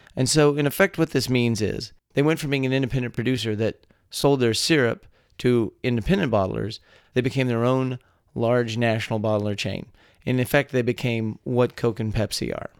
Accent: Texas, United States; born or raised there

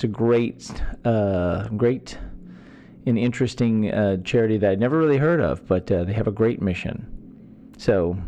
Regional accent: Texas, United States; born or raised there

